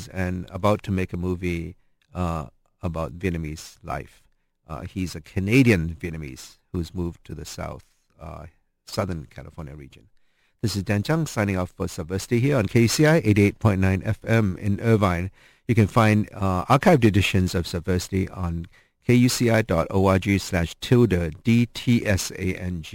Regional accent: Hong Kong; now in United States; I grew up in Hong Kong

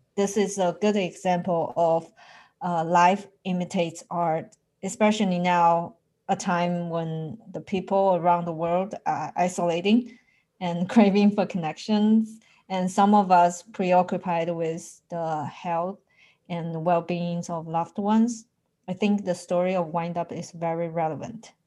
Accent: Wuhan, Hubei, China; now in United States; Since I have moved to the US, I'm far away from my home. It makes me the one who always worry about them, especially recently since Wuhan is actually my hometown.

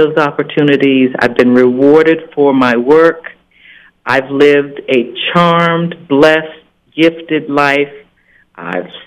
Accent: New York City, New York, United States; In Manhattan, right on in the Amsterdam houses across the street from where they built Lincoln Center

